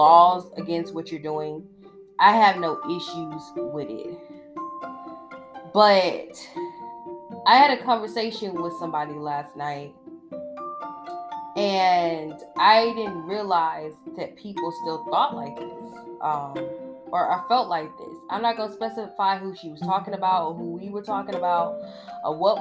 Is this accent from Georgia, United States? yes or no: yes; Georgia, United States; I'm from Georgia